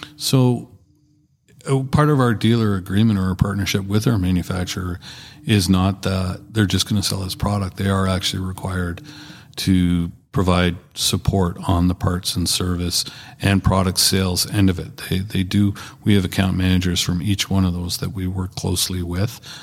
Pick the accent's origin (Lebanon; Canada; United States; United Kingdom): Canada; proudly Canadian